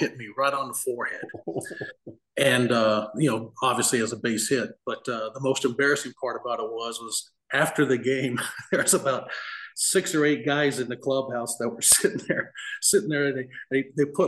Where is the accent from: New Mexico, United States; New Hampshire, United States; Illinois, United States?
New Mexico, United States; Farmington; my hometown, Farmington, New Mexico.